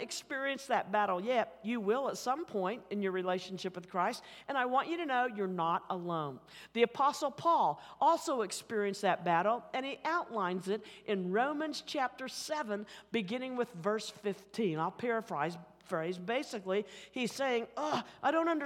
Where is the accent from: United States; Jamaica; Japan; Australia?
United States; Oklahoma City, Oklahoma; accent: Oklahoma City; my Oklahoma City accent